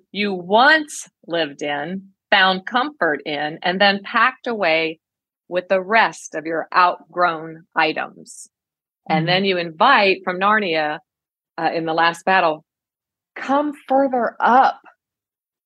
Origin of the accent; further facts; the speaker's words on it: East Coast, United States; I'm from the East Coast. I'm now in the Great Plains, the Midwest